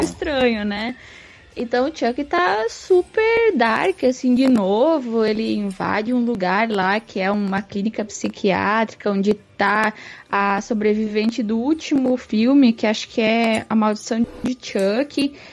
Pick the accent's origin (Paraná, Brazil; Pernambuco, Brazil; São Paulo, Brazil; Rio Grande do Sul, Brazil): Rio Grande do Sul, Brazil; eu sou do Rio Grande do Sul